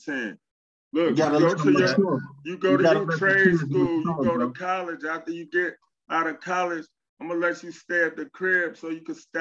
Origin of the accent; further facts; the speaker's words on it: Chicago, Illinois, United States; also born or lived in San Diego; I'm from Chicago